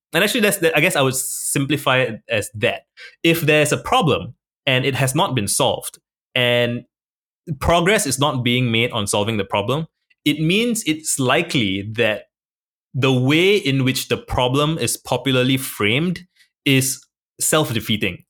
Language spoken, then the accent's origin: English; Singapore; I was born in Singapore. I'm a minority in my country